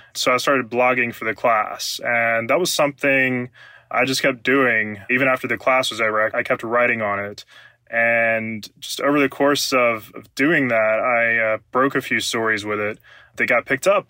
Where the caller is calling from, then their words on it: Columbia, Mississippi, United States; I'm calling from Columbia, Mississippi